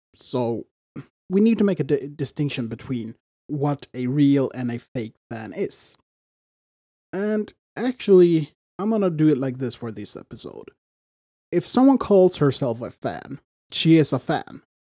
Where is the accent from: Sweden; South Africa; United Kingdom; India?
Sweden; I'm from Sweden